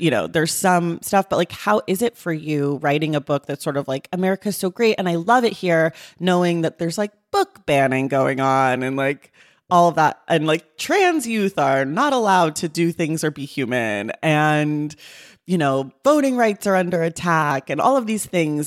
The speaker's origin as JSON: {"language": "English", "region": "California", "country": "United States", "tie": "born or raised there", "said": "I'm a born American, bor-, born and raised Californian"}